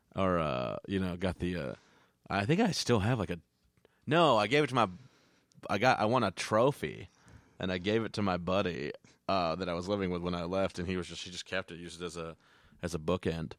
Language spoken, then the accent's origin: English; Texas, United States; moved away; grew up in Texas